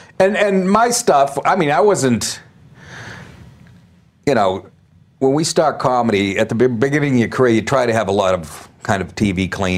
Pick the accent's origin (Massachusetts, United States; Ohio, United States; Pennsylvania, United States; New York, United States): Massachusetts, United States; Boston; every guy I grew up with in Boston.